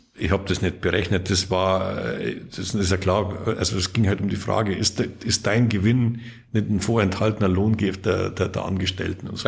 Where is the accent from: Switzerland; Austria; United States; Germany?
Germany; Lower Bavaria; born or raised there